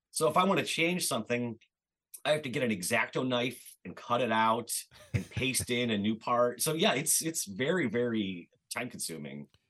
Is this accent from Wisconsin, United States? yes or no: no; Cleveland, Ohio, United States; I'm from Cleveland, and I remember you know, as like a teenager living in suburban Cleveland